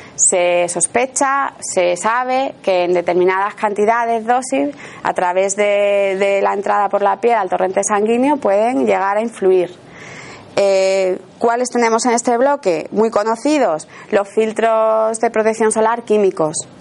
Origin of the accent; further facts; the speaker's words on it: Seville, Andalusia, Spain; accent: Sevillian; yo soy sevillana y entonces a lo mejor hay alguna palabra que pronuncio que me puede corregir ella porque, bueno, es una característica de, nuestra, de nuestro acento